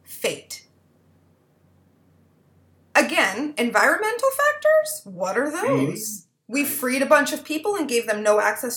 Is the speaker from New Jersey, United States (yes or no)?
no; Twin Cities area of Minnesota, United States; I was raised in the Twin Cities area of Minnesota